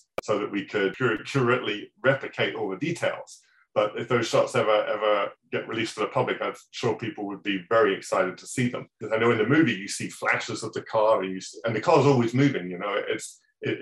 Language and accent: English; England, United Kingdom; moved away; my hometown, back in England